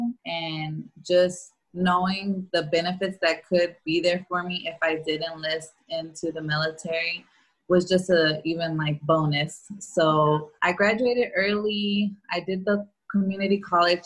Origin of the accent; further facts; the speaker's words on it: Houston, Texas, United States; being Mexican Americans here in Houston